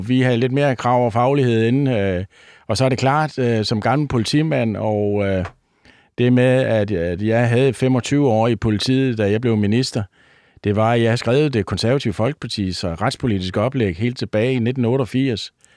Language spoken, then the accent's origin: Danish; North Funen, Southern Denmark, Denmark; jeg er gammel bunddreng fra Nordfyn